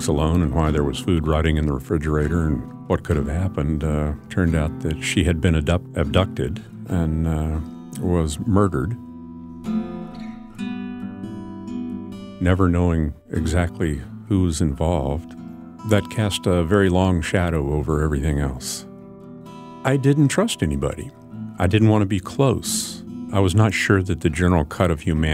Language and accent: English; Anchorage, Alaska, United States; now in Southeast Alaska, United States; When I was growing up in Anchorage, back in the late 60s